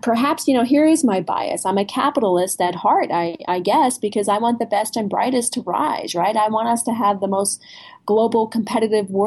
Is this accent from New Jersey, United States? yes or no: yes; New Jersey, United States; I'm from New Jersey.